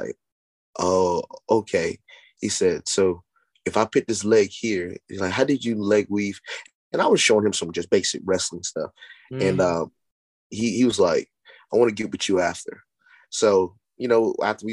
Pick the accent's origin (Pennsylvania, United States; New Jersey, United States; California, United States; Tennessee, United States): Tennessee, United States; I'm from Tennessee